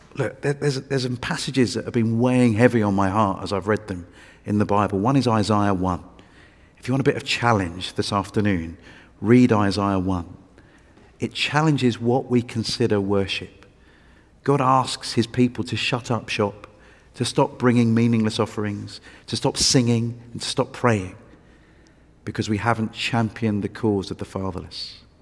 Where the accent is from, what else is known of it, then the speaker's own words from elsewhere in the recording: England, United Kingdom; I was from England